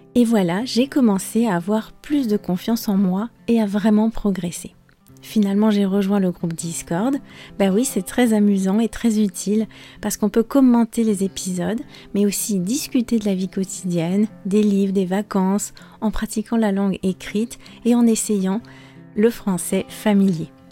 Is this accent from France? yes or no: yes; France; je suis française